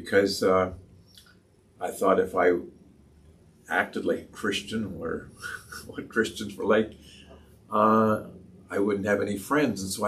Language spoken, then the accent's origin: English; Toronto, Ontario, Canada; now in Peterborough, Canada; I was born and raised here in Peterborough. My dad got transferred to Toronto when I was 6 years old, and so we moved to Leaside area in Toronto